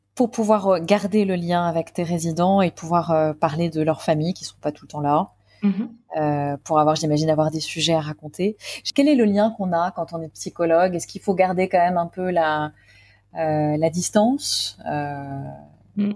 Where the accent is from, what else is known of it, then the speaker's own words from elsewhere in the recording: Paris, Île-de-France, France; je suis parisienne